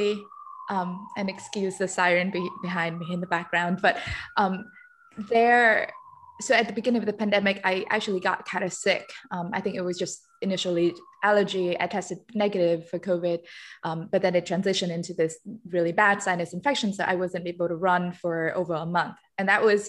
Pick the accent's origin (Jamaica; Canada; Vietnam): Vietnam; moved away as an adult; now in Philadelphia, United States; I'm from Vietnam. I came here to the US 10 years ago